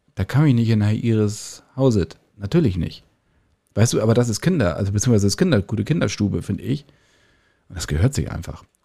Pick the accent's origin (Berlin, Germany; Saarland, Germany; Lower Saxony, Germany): Lower Saxony, Germany; in meiner Heimatstadt in Niedersachsen